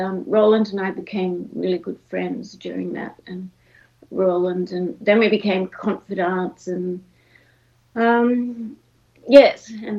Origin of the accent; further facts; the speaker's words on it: Brisbane, Queensland, Australia; also born or lived in Melbourne; I grew up in Brisbane, which is very different from Melbourne, very hot, and was more of a sort of big country town in those days.